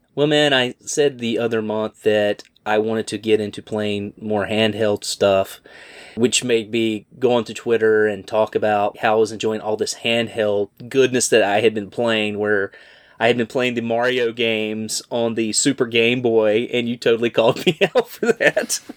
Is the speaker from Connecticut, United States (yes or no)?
no; Greensboro, North Carolina, United States; my hometown